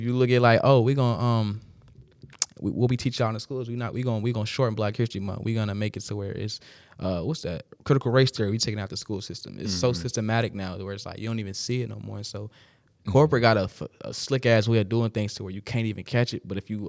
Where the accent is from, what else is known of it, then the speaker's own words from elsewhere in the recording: Jamaica; so I'm Jamaican, being specific as fuck